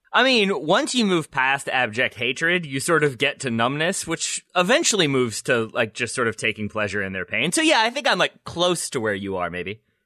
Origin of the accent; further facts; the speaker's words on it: United States; as an American